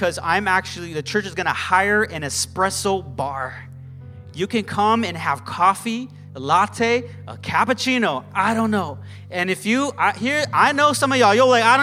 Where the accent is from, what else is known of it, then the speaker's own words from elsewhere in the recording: Arcadia, California, United States; I'm from Arcadia, and we pastor in Pasadena